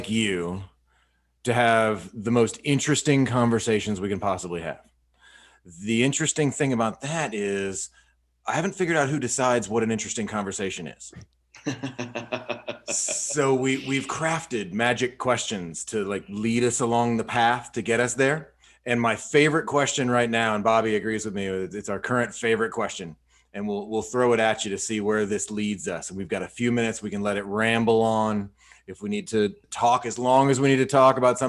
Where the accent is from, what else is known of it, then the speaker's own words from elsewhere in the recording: Atlanta, Georgia, United States; growing up in Atlanta myself, I was on the, in the Gwinnett side.